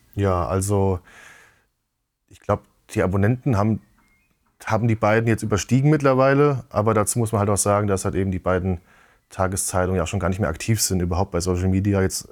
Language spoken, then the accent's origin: German; Giessen, Hesse, Germany; in so einem Spielwarengeschäft bei uns in Gießen